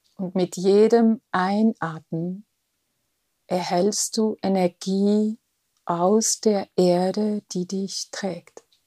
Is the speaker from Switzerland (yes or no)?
yes; Switzerland; Bin Schweizerin.